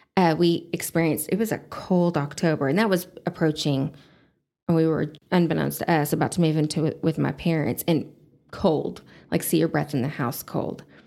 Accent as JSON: {"language": "English", "town": "Amarillo", "region": "Texas", "country": "United States", "tie": "born or raised there", "said": "I was born and raised in Amarillo."}